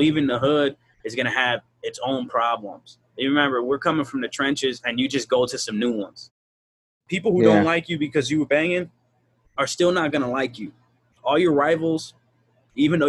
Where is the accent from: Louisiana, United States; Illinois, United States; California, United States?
Illinois, United States; Chicago; I'm from Chicago. I'm from the hood.